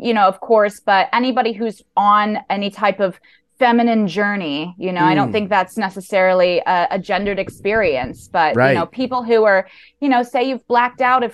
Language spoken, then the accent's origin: English; New York, United States; as a New Yorker